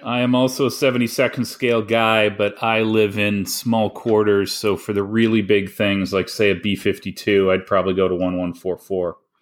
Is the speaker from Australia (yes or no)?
no; Canada; I am the Canadian